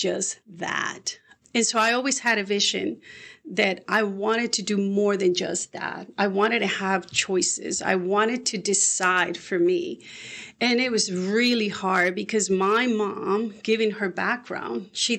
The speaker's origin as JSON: {"language": "English", "country": "Mexico", "tie": "born or raised there", "also_born_or_lived": "Chicago, Illinois, United States", "moved": "yes", "lives_now": "United States", "said": "I'm Mexican-American. I was born in Chicago, but raised in Mexico, and then sort of developed in the U.S. back again."}